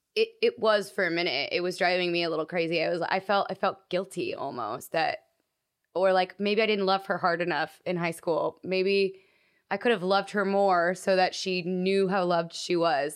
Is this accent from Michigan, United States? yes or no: no; Texas, United States; moved away as an adult; now in Los Angeles, United States; I hated my hometown